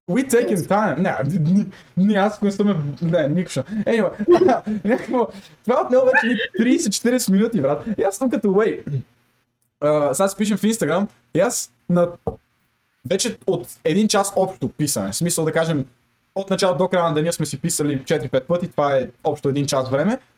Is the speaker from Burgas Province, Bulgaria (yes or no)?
no; Sofia, Sofia City, Bulgaria; Виж, аз съм дефолт, аз съм от София. Аз съм с дефолт настройките.